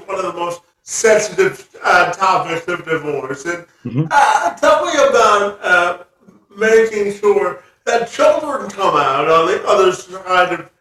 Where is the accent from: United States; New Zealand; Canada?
Canada; we're both Canadians